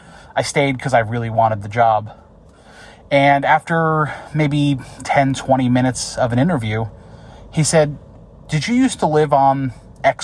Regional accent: upstate New York, United States; born or raised there

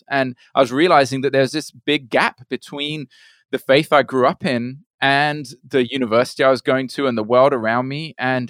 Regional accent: Brazil; also born or lived in United Kingdom; was born in the UK. And my parents were missionaries. And so we left to Brazil when I was 8 years old. So I grew up in Brazil, my parents working there as missionaries.

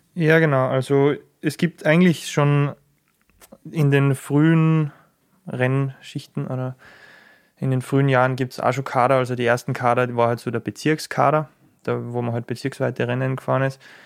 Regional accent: Schladming, Styria, Austria; ich bin in Schladming aufgewachsen

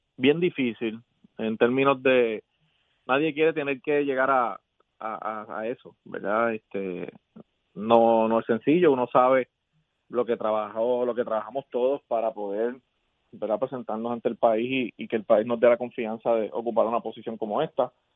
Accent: Puerto Rico; como puertorriqueño

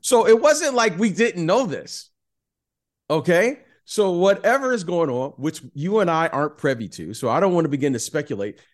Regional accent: Detroit, Michigan, United States; I'm a Detroit kid

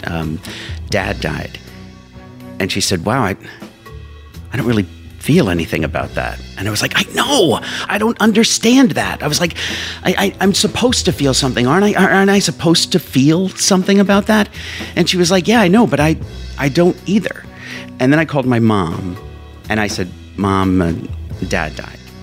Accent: Whitehall, Pennsylvania, United States; also born or lived in Allentown, Pennsylvania; I was born in Allentown, Pennsylvania and uh, we um, moved to Whitehall, Pennsylvania. It's all in the, the same kind of general area.

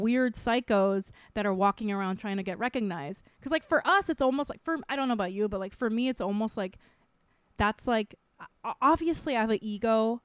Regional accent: Micronesia; also born or lived in Saipan / South Korea; now in United States; I grew up in Micronesia

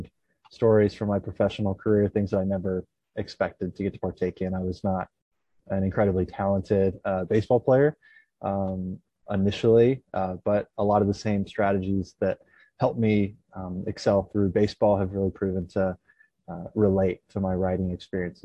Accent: East Tennessee, United States; I grew up in East Tennessee

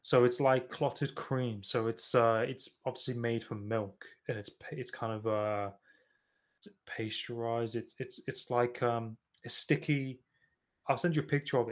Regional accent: Nottingham, East Midlands, United Kingdom; I'm originally from Nottingham

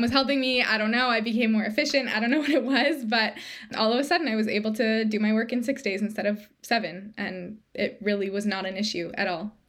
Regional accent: Toronto, Ontario, Canada; moved away as an adult; now in Hamilton, Canada; we're both from Toronto, but we moved to Hamilton, which is a smaller city about an hour outside of Toronto

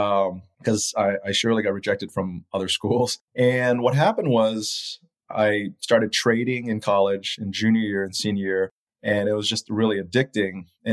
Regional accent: Malaysia; also born or lived in Taiwan / Japan / Philippines; now in United States; growing up in Malaysia, Taiwan, Japan, Philippines in the 80s and 70s really makes me appreciate what I have here today in the United States.

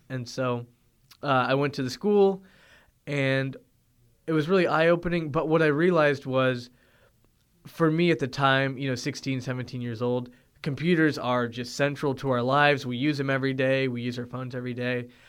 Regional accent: Toronto, Ontario, Canada; moved away; also born or lived in Findlay, Ohio; growing up in Toronto, Ontario

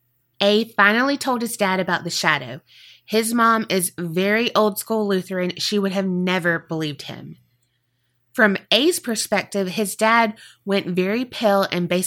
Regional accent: Iowa, United States; We're from Iowa, so those aren't quite as common around here.

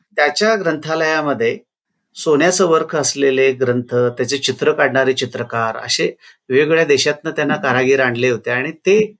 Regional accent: Ardal, Maharashtra, India; now in Kolhapur, India; हे माझं गाव आहे कोल्हापूर जिल्ह्यातलं आर्दाळ

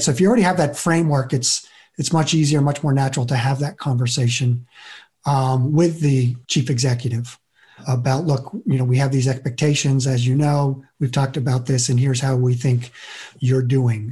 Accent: Vermont, United States; I grew up in Vermont

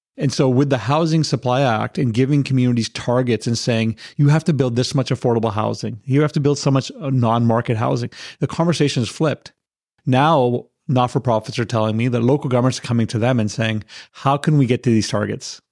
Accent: Victoria, British Columbia, Canada; moved away as an adult; now in North Delta, Canada; I grew up in Victoria and I moved over here in about 2004.

